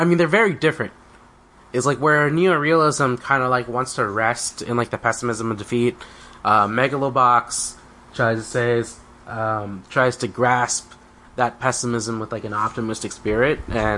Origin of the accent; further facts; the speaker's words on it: United States; as an American